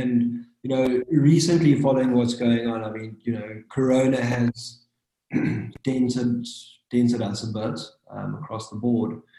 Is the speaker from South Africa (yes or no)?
yes; KwaZulu-Natal, South Africa; now in Cape Town, South Africa; I'm originally from KwaZulu-Natal